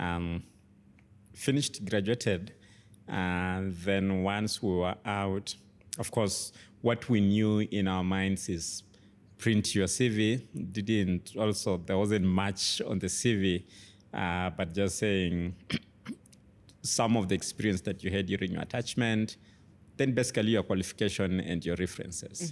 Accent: Kitale, Trans-Nzoia County, Kenya; moved away; also born or lived in Nairobi, Kenya; I grew up in Kitale, an agricultural town

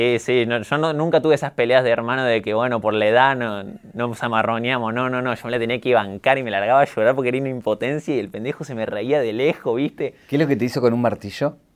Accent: Villa María, Córdoba, Argentina; accent: Cordobés; also born or lived in Jujuy; Yo nací en Córdoba capital, eh, después me mudé a Jujuy por mi mamá, vivimos en un barrio de Jujuy en Santa Rosa, cinco años, y cuando tenía seis me mudé a Villa María

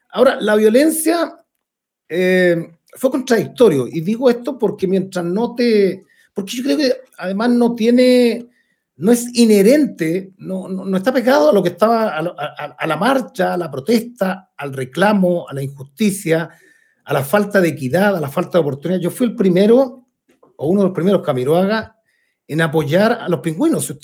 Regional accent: Puente Alto, Santiago Metropolitan Region, Chile; me crié en Ponte Alto, en otro Ponte Alto

